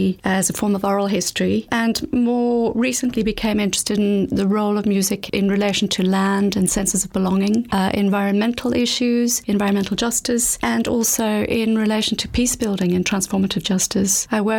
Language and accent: English; South Africa; moved away as an adult; Well, I grew up in South Africa